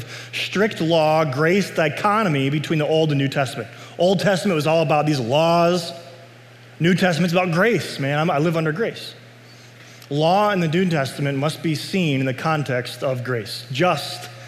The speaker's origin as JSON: {"language": "English", "country": "United States", "said": "I'm a citizen of the United States. I'm glad I'm an American"}